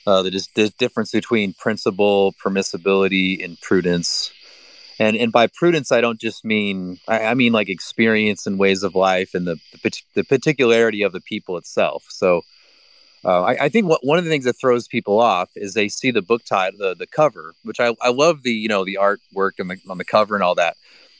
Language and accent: English; United States; I mean, I'm very American.